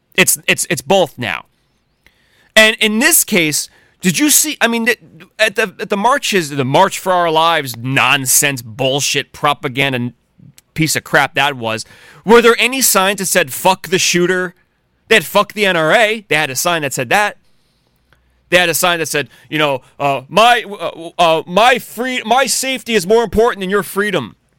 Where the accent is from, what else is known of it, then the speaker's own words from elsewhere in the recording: United States; as American patriots who have guns